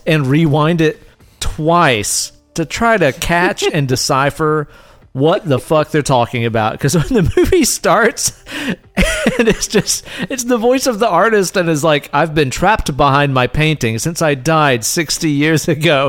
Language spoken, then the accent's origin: English; the South, United States; I grew up around some Southern tomfoolery